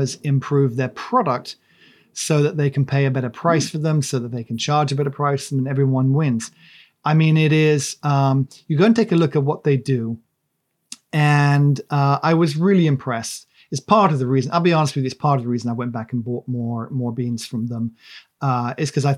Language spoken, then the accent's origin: English; Monmouth, Wales, United Kingdom; moved away; also born or lived in Shropshire; I grew up in the Wye Valley. I mean, near the Wye Valley in a place called Cherry Orchard Farm, near Monmouth. And then we moved to Shropshire